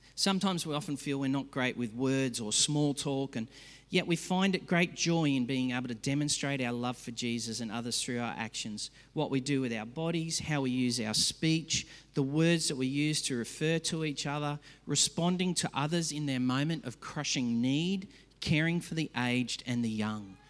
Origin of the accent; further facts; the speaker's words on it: Australia; I hate as an Aussie